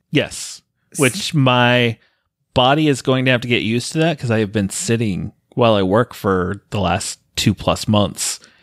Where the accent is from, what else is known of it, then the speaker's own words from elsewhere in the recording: Colorado, United States; moved away; I grew up in Colorado